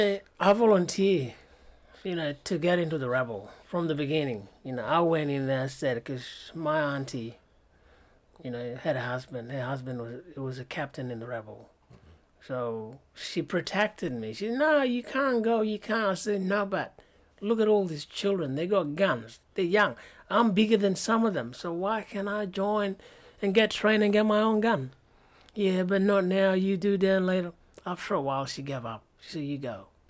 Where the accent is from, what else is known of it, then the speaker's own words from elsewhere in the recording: Sudan; And all they knew about me is just, I'm from Sudan. I was a boy soldier.